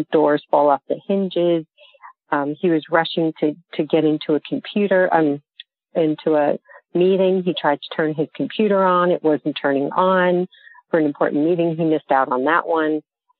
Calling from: Raleigh, North Carolina, United States; I'm calling from Moldy Raleigh.

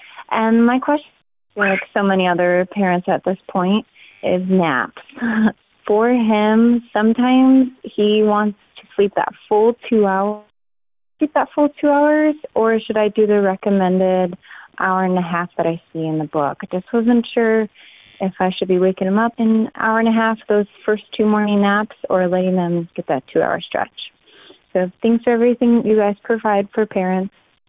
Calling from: California, United States; I'm calling from California.

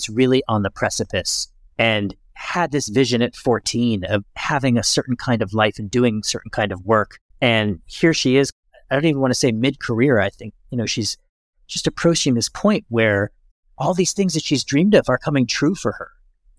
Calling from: Lisbon, Portugal; I'm dialing in from Lisbon, but not complaining about it.

